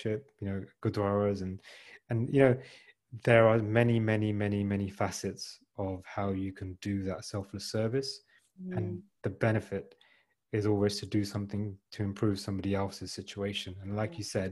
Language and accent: English; United Kingdom; we're born and brought up in the UK